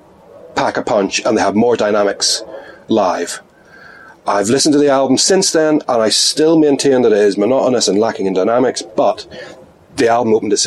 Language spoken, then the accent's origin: English; Belfast, Northern Ireland, United Kingdom; I'm from Belfast. I'm of a certain age where he made the comments.